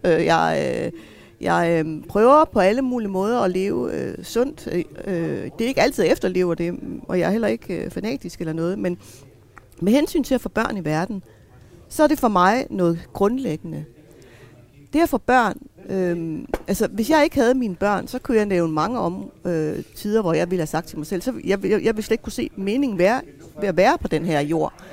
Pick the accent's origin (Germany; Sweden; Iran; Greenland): Greenland; Jeg er grønlænder